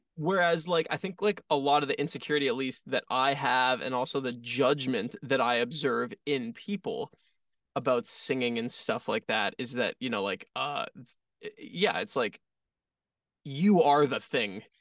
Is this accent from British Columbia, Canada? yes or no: no; Toronto, Ontario, Canada; we're from Toronto